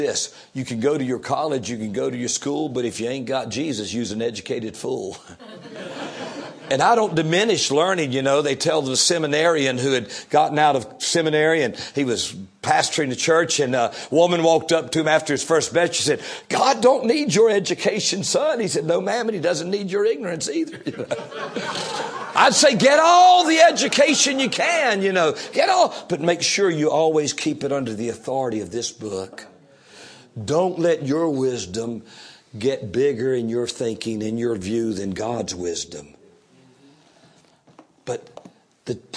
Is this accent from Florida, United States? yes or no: no; Fayetteville, North Carolina, United States; throughout Fayetteville, in the area there where I grew up in North Carolina.